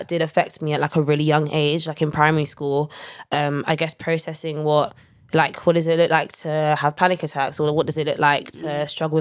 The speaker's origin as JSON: {"language": "English", "region": "London", "country": "United Kingdom", "tie": "born or raised there", "said": "I grew up in North London, you know, best part of London."}